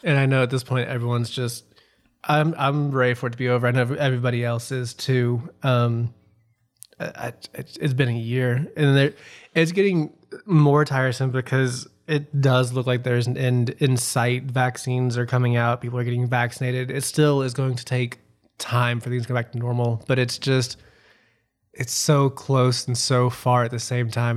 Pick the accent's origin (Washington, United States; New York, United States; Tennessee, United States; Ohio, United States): Tennessee, United States; Memphis; growing up in Memphis